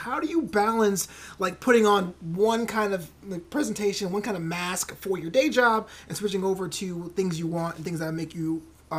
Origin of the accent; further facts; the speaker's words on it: New York, United States; I felt as a kid, especially growing up in New York, I struggled with that.